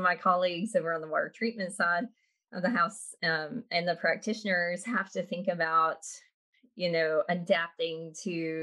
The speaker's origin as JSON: {"language": "English", "region": "Middle Tennessee", "country": "United States", "tie": "born or raised there", "said": "I grew up in Middle Tennessee"}